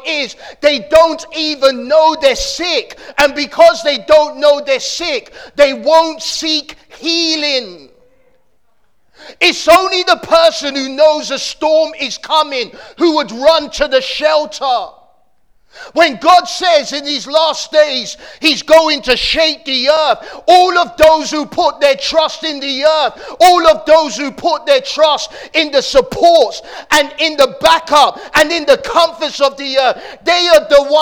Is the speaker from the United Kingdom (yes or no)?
yes; London, United Kingdom; growing up in Camberwell